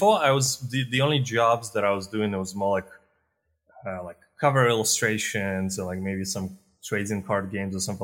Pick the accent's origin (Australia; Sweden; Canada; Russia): Russia; moved away as an adult; also born or lived in Eastern Europe; now in Spain; I'm born in Eastern Europe, in Russia, actually.